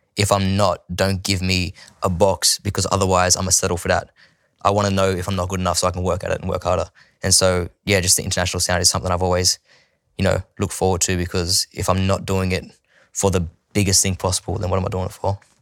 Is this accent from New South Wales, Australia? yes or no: yes; Sydney, New South Wales, Australia; also born or lived in Bowraville, New South Wales; growing up there, I spent, from when I was born to seven in Bowerville, and then we moved to Sydney for Dad's music. I spent from seven till fourteen in Sydney